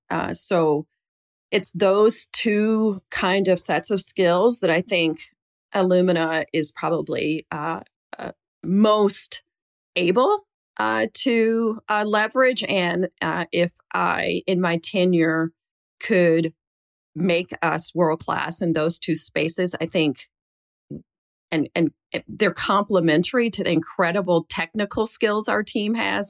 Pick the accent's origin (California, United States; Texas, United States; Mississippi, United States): Mississippi, United States; Jackson; a girl growing up in Jackson, Mississippi